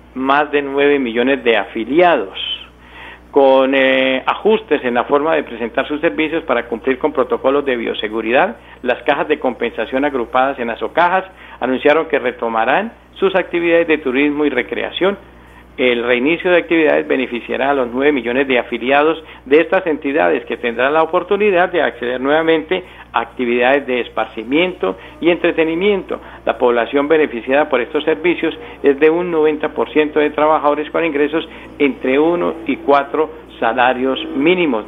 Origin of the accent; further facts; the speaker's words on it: Suratá, Santander, Colombia; Suratá, mi tierra